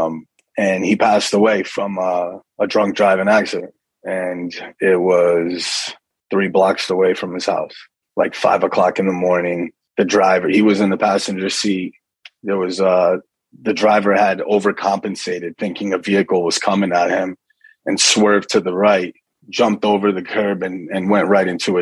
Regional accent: Kearny, New Jersey, United States; also born or lived in Livingston, New Jersey; So I was born in Livingston, New Jersey, and grew up in Kearney, New Jersey, which is, it's the town that I'm back living in now.

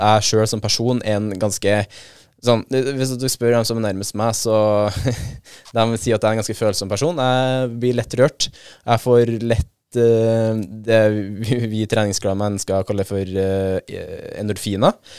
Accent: Trøndelag, Norway; syns jeg som trønder

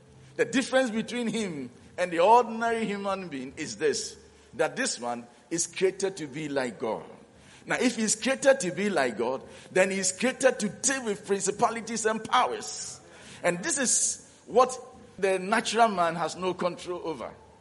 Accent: Ghana; also born or lived in South Africa; we are from Ghana

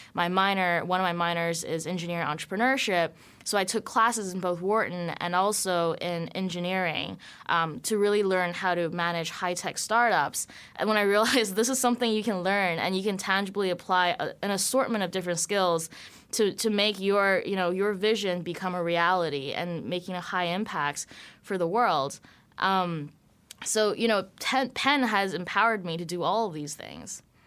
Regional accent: Vancouver, British Columbia, Canada; I grew up in Vancouver, Canada.

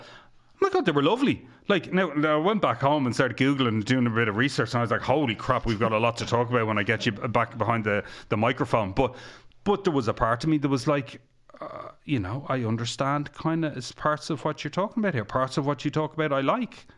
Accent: Egypt; I'm from Egypt

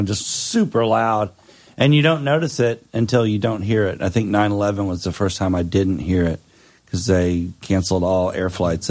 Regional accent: Memphis, Tennessee, United States; born or raised there; now in North Carolina, United States

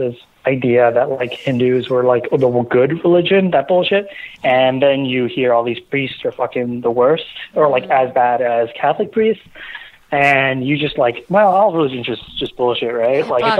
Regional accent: Toronto, Ontario, Canada; also born or lived in Mumbai, India; I'm from Toronto, the city near it.

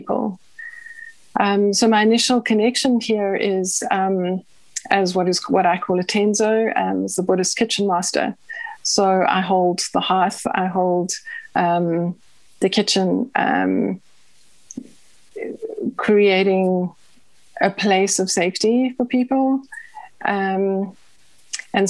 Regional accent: South Africa; I grew up in South Africa

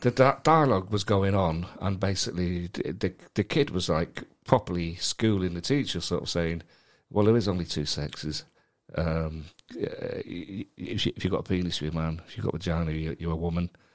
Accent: Manchester, North West England, United Kingdom; moved away as an adult; also born or lived in London; I was born and brought up in Manchester and then spent the next ten years in London

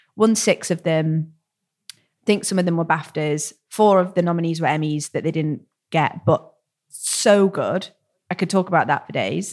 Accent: United Kingdom; as a British

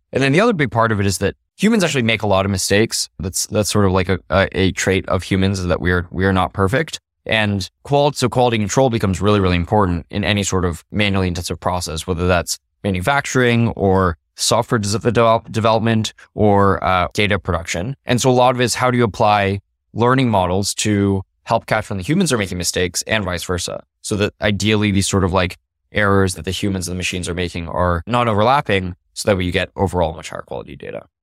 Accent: Los Alamos, New Mexico, United States; I grew up in Los Alamos, New Mexico

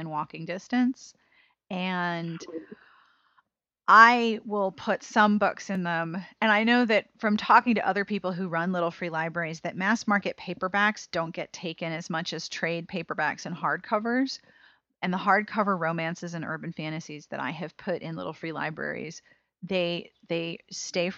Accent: Pittsburgh, Pennsylvania, United States; I grew up in a neighborhood where a lot of my friends in public school were Jewish, and that I was, the schools that I went to were partly drawing students from heavily Jewish neighborhoods in Pittsburgh

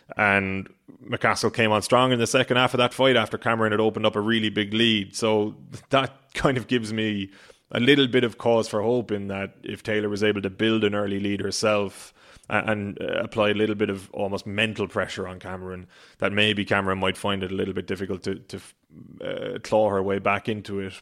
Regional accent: Ireland; being an Irish sports fan, which everybody knows I am

